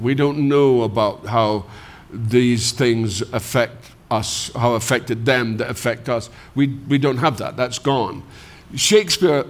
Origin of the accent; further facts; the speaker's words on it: Scotland, United Kingdom; moved away as an adult; I'm a Scot